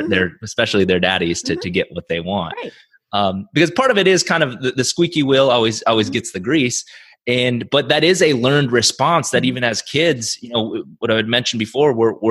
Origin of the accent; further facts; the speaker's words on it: South Dakota, United States; I grew up in South Dakota, small town South Dakota.